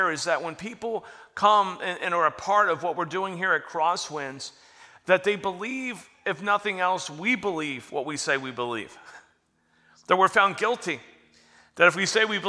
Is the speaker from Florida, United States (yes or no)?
yes; Florida, United States; I grew up in Florida, out in the bay